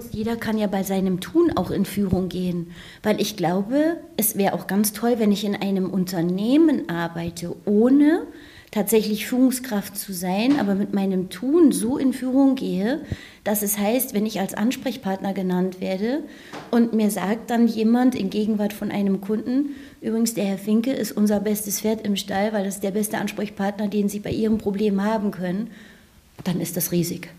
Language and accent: German; near Northeim, Lower Saxony, Germany; also born or lived in Northeim; Ich bin in Nordheim tatsächlich geboren, bin aber in einem Nachbarort mal aufgewachsen